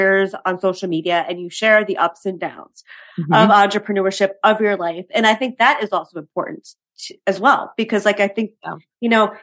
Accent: New York City, New York, United States; being a New Yorker myself

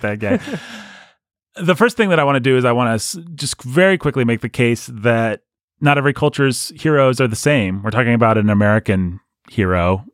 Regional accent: United Kingdom; our culture, British culture

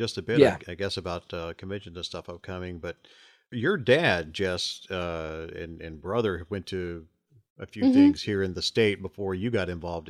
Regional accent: Enterprise, Alabama, United States; I was born in Enterprise, Alabama.

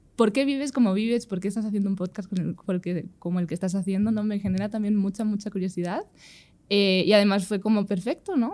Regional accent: Spain

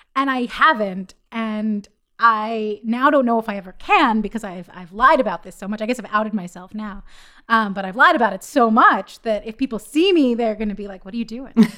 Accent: Philadelphia, Pennsylvania, United States; now in New York, United States; I'm from Philadelphia

